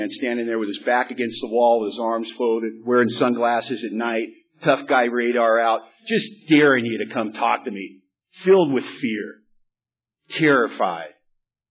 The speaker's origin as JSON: {"language": "English", "town": "Los Angeles", "region": "California", "country": "United States", "tie": "born or raised there", "moved": "yes", "lives_now": "Bellingham, United States", "said": "I grew up in Hollywood, California"}